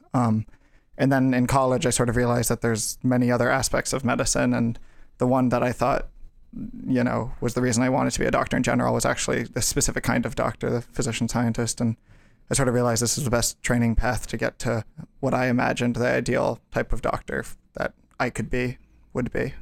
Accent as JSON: {"language": "English", "town": "Brookline", "region": "Massachusetts", "country": "United States", "moved": "yes", "said": "I'm from Brookline, Massachusetts"}